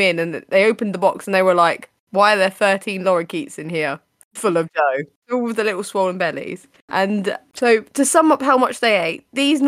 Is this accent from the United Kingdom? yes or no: yes; United Kingdom; We're British